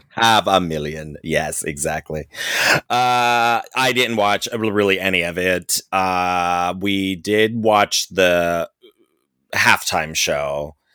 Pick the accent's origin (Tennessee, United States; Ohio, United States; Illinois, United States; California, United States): Ohio, United States; Cincinnati; moved away; I'm from Cincinnati